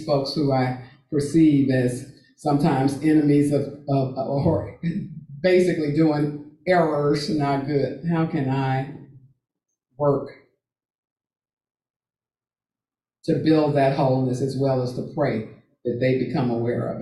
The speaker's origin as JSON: {"language": "English", "region": "Texas", "country": "United States", "tie": "born or raised there", "moved": "yes", "said": "my home state of Texas"}